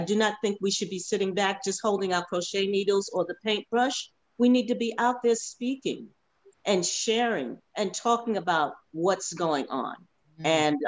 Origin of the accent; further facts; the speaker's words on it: United States; we as African American artists